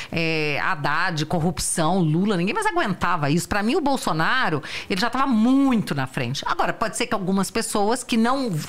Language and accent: Portuguese; Federal District, Brazil; Eu sou do DF.